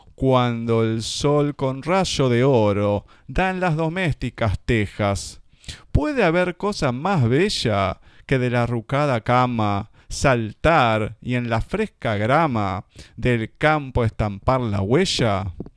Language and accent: Spanish; Argentina; todos los que somos argentinos